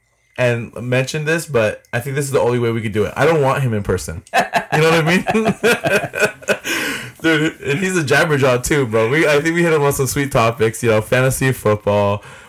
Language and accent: English; Morgan Hill, California, United States; born or raised there; moved away